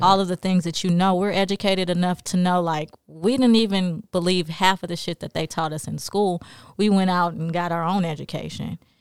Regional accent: Los Angeles, California, United States; moved away; also born or lived in New Orleans / Jackson; I grew up in South Central L A.

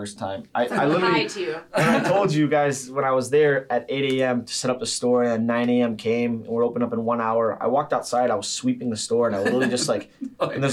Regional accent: Sterling Heights, Michigan, United States; also born or lived in Bloomfield, Michigan; I'm from Sterling Heights is where I grew up originally. Then we kind of moved to Bloomfield in like 6th to 7th grade

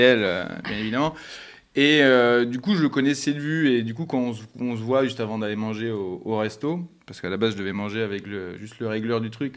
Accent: Bordeaux, Nouvelle-Aquitaine, France; Moi, je suis de Bordeaux.

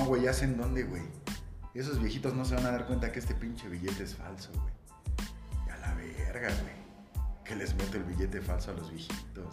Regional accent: Mexico City, Mexico; en la Agrícola Oriental, esa es la colonia. Sí, bueno, Dice la historia que nací en una clínica, en un hospital, en la colonia Roma

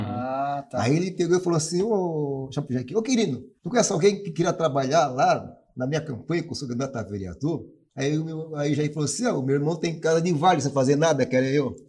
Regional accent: Tubarão, Santa Catarina, Brazil; also born or lived in Jaguaruna; now in Joinville, Brazil; eu sou natural de Tubarão, Santa Catarina. E eu morei, morava em Jaguaruna, terra da melancia

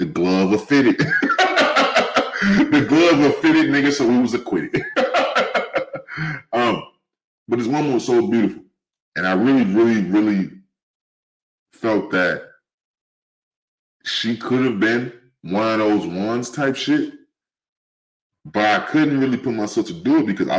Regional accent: St. Louis, Missouri, United States; also born or lived in California; now in Avondale, United States; I'm from St. Louis, from Cali, but raised in St. Louis

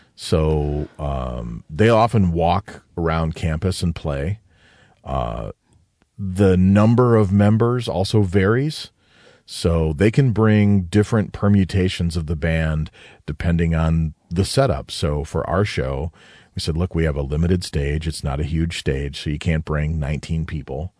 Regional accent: Detroit, Michigan, United States; growing up in that area

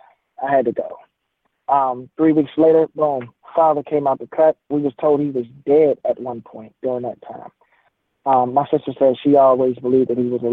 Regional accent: Washington, District of Columbia, United States; I was born in Southeast D.C.

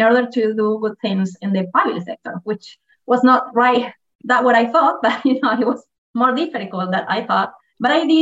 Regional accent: Argentina; I am from Argentina, actually with dual citizenship because, you know, most of the Argentine are Italian, so I am also Italian.

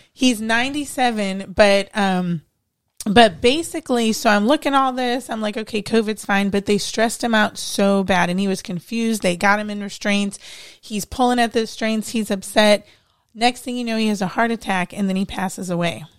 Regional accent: Cleveland, Ohio, United States; moved away as an adult; I'm from Ohio.

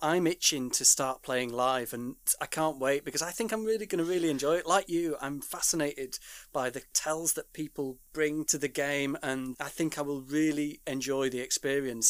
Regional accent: Yorkshire and the Humber, United Kingdom; I'm from Yorkshire.

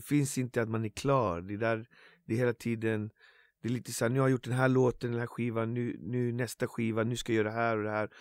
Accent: Botkyrka, Stockholm County, Sweden; det finns en bänk i Alby som där jag började rappa där jag kommer ifrån, från min gata

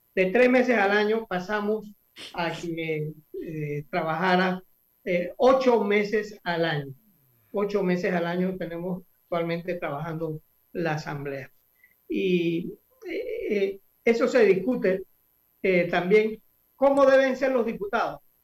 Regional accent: Santiago de Veraguas, Veraguas, Panama; now in Panama City, Panama; Yo nací y me crié en Santiago

